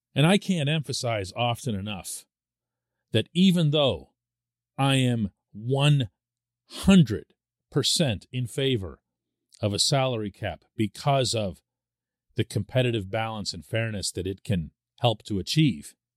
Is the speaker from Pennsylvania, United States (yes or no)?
yes; Pittsburgh, Pennsylvania, United States; I'm born and raised in Pittsburgh.